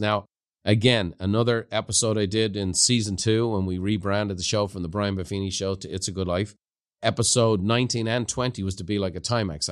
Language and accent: English; Ireland; moved away; growing up in Ireland